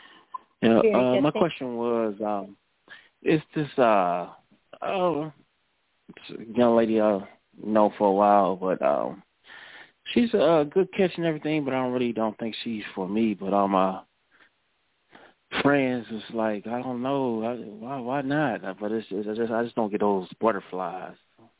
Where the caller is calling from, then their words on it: Cleveland, Ohio, United States; calling from Cleveland.